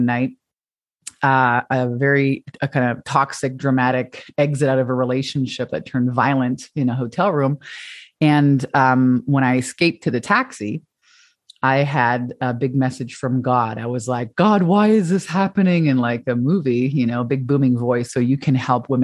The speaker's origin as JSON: {"language": "English", "country": "Canada", "moved": "yes", "lives_now": "Hawaii, United States", "said": "I'm Canadian like you and moved to Hawaii"}